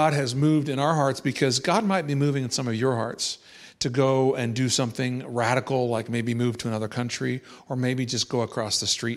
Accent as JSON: {"language": "English", "region": "Kansas", "country": "United States", "moved": "as an adult", "lives_now": "Wales, United Kingdom", "said": "We are not originally from the East Coast. We're from the Midwest and originally from Kansas"}